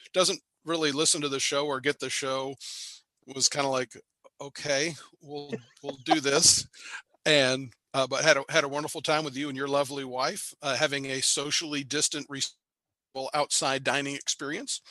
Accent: Marietta, Georgia, United States; now in Cartersville, United States; I grew up in Marietta, which is a little bit south of where I am

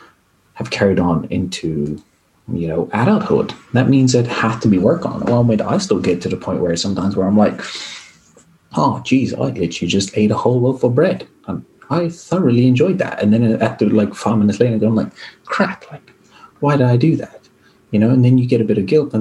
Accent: South Africa; moved away; I grew up in South Africa where sport is, you know, everything for a lot of people

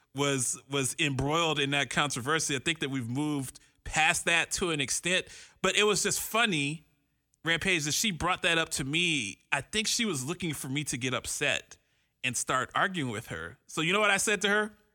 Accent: Columbus, Ohio, United States; now in Phoenix, United States; I'm from Columbus, Ohio. I'm from the Midwest where they have cows and stuff

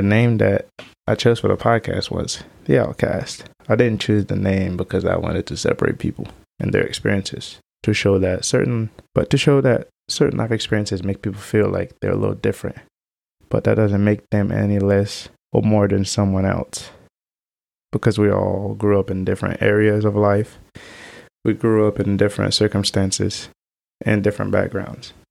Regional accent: Haiti; moved away; I was adopted from Haiti, right before the earthquake had happened. I, I've had to grow up in an environment so different than what I was used

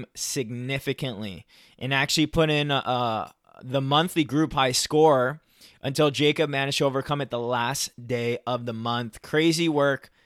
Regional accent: Toronto, Ontario, Canada; I'm from Toronto

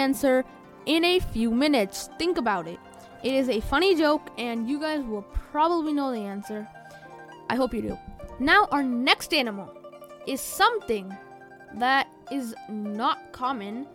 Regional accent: India; me and Abby are from India, so this is where I was born

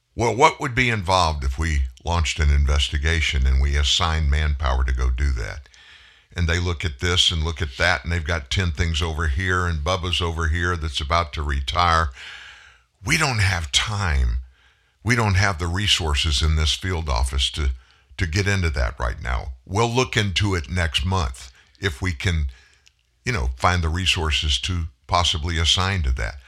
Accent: Houston, Texas, United States; it's happening in my home state, in the city in which I was born

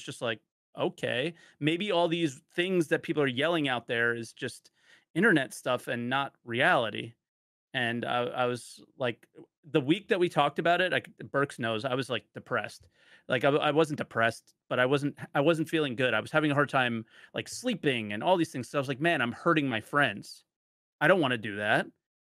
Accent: New Jersey, United States; Yeah, I'm from New Jersey. What do you want? I'm so sorry. I sound like an asshole.

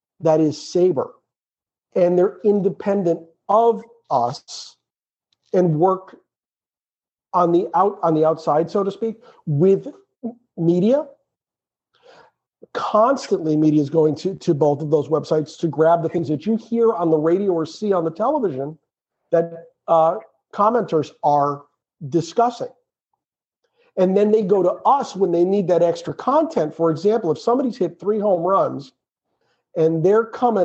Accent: Western Massachusetts, United States; we grew up in Western Massachusetts

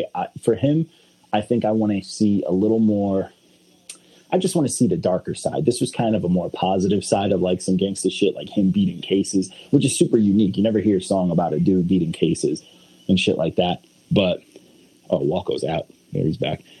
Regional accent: the South, United States; When you grow up like, in a culture. that's I grew up in the South.

